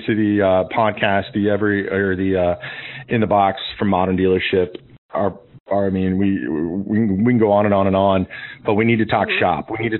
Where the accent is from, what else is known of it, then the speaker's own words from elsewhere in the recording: Kansas, United States; I grew up in Kansas.